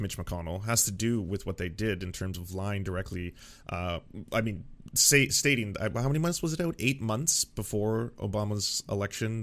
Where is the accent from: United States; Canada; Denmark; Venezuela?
Canada; as a Canadian